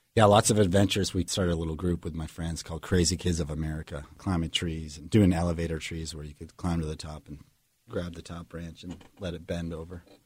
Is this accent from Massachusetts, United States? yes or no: yes; Marblehead, Massachusetts, United States; I grew up in Marblehead, Massachusetts, just north of Boston, on the coast, about twenty miles north of the city.